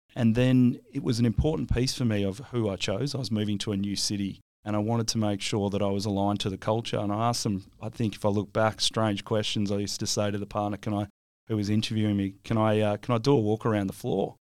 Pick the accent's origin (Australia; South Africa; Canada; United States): Australia; Williams, Western Australia; where I grew up in Williams